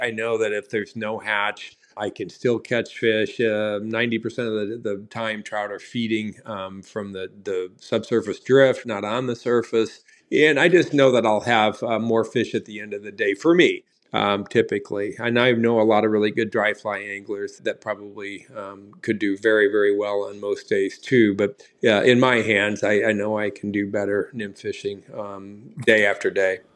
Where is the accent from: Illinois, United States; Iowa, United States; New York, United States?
Illinois, United States; Southern; now in Wisconsin, United States; I grew up in Southern Illinois